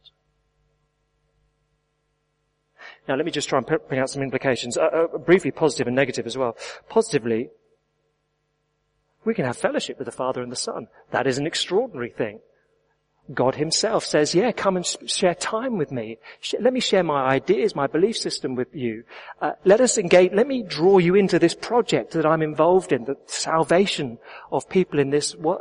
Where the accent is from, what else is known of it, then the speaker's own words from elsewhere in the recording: England, United Kingdom; I am English